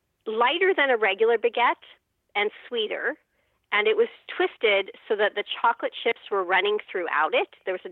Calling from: San Diego, California, United States; San Diego, California.

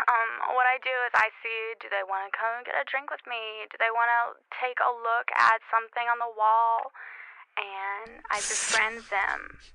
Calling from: Los Angeles, California, United States; I'm calling from Los Angeles.

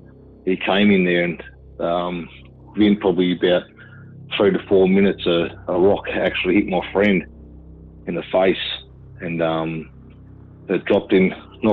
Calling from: Central Coast, New South Wales, Australia; Yeah, Dean, Central Coast. Living up there at the moment. I used to live down in Hornsby in New South Wales.

